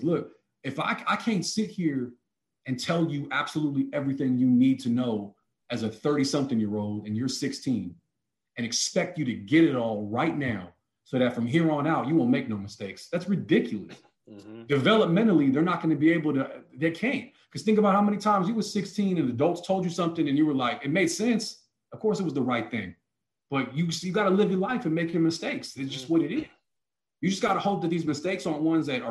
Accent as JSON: {"language": "English", "area": "the Bay Area", "region": "California", "country": "United States", "said": "We're from the Bay"}